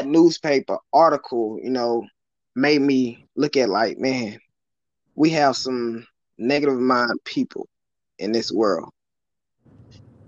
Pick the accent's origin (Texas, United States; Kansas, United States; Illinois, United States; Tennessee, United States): Tennessee, United States; West; moved away; I grew up in West Tennessee